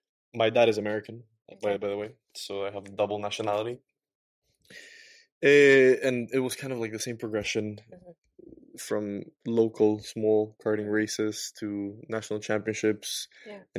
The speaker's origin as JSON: {"language": "English", "town": "Quito", "region": "Pichincha", "country": "Ecuador", "tie": "born or raised there", "said": "So I was born in Ecuador. Mm-hmm. Quito, Ecuador, the capital"}